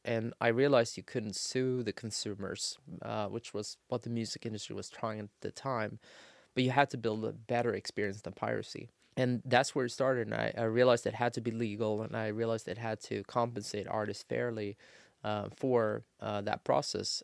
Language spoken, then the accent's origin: English; Sweden; I'm born and raised in Sweden